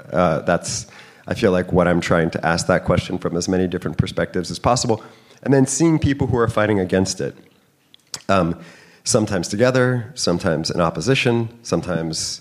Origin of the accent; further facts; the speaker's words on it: San Francisco, California, United States; moved away as an adult; also born or lived in Napa Valley / New York; now in San Francisco, United States; I grew up mostly in San Francisco, but then went to high school in Napa Valley